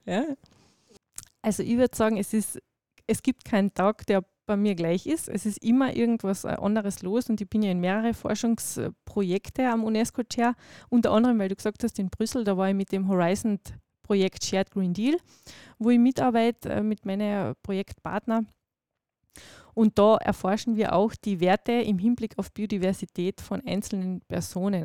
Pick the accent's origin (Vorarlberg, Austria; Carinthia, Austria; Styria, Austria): Carinthia, Austria; Nock Mountains; die Nockberge sind meine Heimat